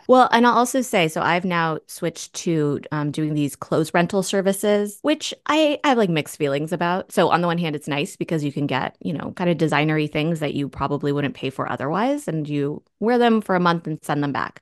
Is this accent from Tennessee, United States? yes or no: no; Springfield, Virginia, United States; moved away